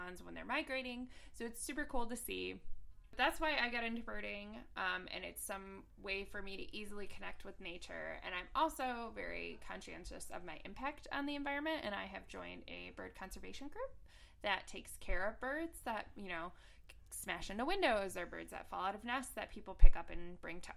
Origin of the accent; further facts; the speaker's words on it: Midwest, United States; also born or lived in Michigan; So I am also a Midwesterner. I live in Michigan.